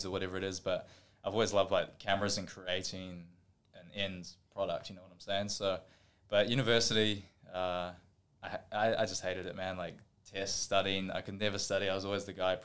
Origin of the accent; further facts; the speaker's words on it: Auckland, New Zealand; moved away as an adult; now in Gold Coast, Australia; When I grew up, I was growing up in Auckland in New Zealand